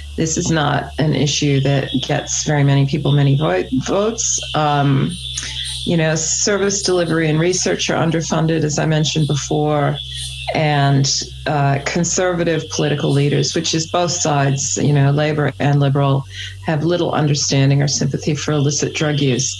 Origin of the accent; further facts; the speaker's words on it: New South Wales, Australia; I'm from New South Wales